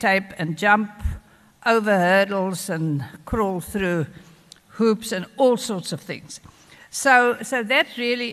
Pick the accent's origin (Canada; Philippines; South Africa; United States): South Africa; KwaZulu-Natal; we in KwaZulu-Natal